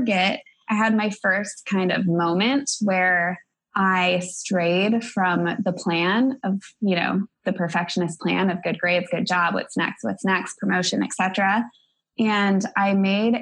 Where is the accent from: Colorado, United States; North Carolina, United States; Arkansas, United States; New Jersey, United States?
Colorado, United States; Denver; moved away as an adult; also born or lived in Atlanta, Georgia / Minneapolis, Minnesota; I grew up in Denver, Colorado